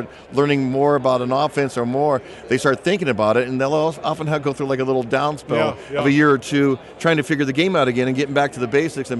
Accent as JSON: {"language": "English", "region": "California", "country": "United States", "tie": "born or raised there", "said": "And I grew up in Southern Cal, you know, so Camp Lejeune was just down the road"}